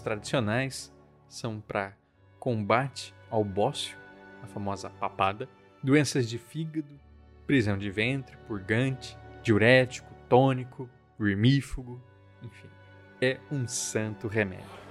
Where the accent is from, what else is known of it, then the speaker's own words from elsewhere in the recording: Central-West, Brazil; ninguém conhece Fedegoso fora do meu Centro-Oeste